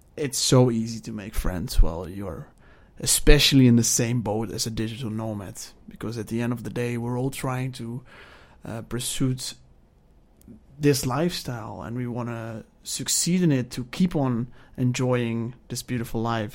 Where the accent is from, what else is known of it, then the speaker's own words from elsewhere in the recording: Netherlands; moved away; I am from the Netherlands, and I am twenty-seven years old.